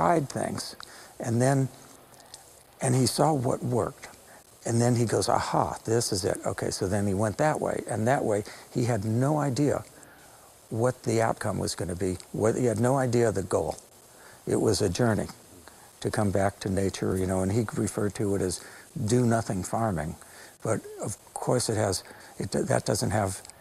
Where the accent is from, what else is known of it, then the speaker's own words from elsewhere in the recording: Los Angeles, California, United States; I grew up in Los Angeles. I'm a city boy